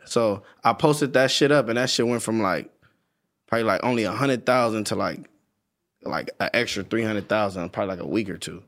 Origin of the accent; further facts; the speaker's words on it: Compton, California, United States; I'm from Compton